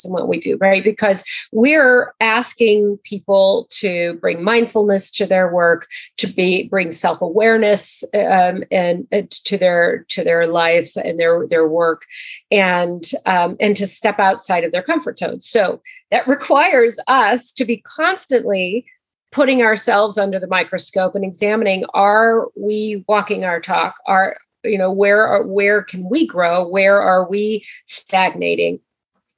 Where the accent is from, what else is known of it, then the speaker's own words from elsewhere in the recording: Montana, United States; moved away; I grew up in Montana, so I am a Montanan at heart